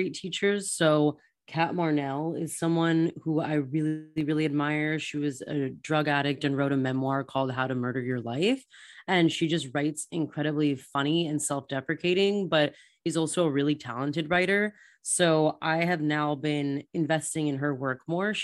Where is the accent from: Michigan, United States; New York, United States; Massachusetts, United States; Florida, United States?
Florida, United States; moved away as an adult; also born or lived in Germany / Australia; I'm from Florida.